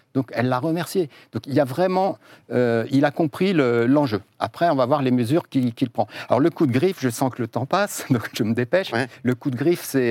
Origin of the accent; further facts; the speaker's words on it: Mayenne, Pays de la Loire, France; je viens de Mayenne